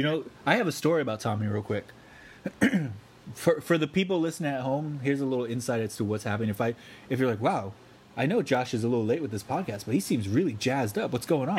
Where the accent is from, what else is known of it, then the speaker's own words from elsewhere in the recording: Palm Beach County, Florida, United States; we grew up in Palm Beach County